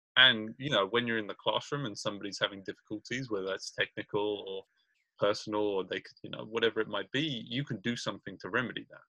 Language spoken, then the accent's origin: English; Brighton, South East England, United Kingdom; now in Richmond, United States; I'm from Brighton, England, and I live in Richmond, California